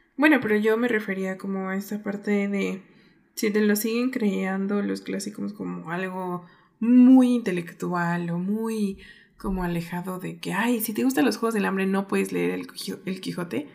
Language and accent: Spanish; Mexico; mi país